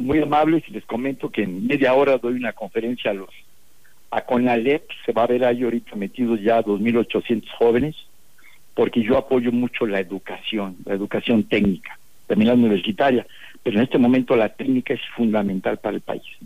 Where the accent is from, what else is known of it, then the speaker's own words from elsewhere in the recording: Mexico; Todos somos mexicanos